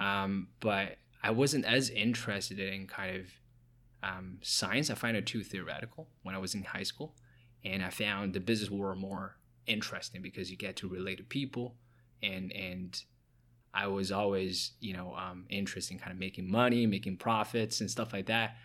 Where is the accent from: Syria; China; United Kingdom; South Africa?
China; Hefei, Anhui; moved away as an adult; now in Toronto, Canada; I was born and raised in China